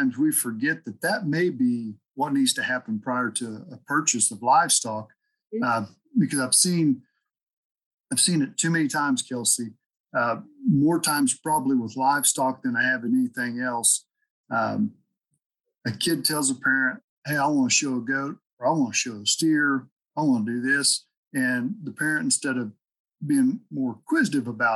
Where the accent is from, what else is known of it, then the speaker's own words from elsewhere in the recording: Oklahoma, United States; also born or lived in Stafford County, Kansas; now in Kansas, United States; people from Oklahoma I grew up